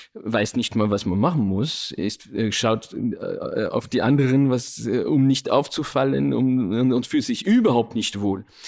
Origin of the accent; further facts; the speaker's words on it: Paris, Île-de-France, France; Ich bin ja in, in Frankreich aufgewachsen, in Paris sogar